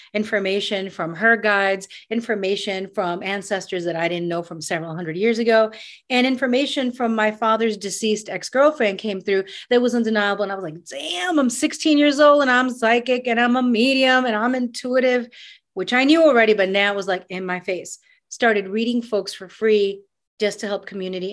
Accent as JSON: {"language": "English", "town": "New York City", "region": "New York", "country": "United States", "tie": "born or raised there", "also_born_or_lived": "Panama", "said": "I grew up in New York City. I grew up in Queens"}